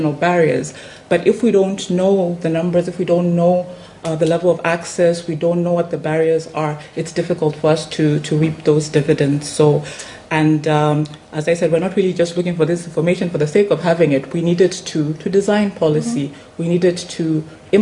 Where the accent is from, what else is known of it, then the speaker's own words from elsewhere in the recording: Lusaka, Lusaka Province, Zambia; where I come from, I'm coming in from Lusaka in Zambia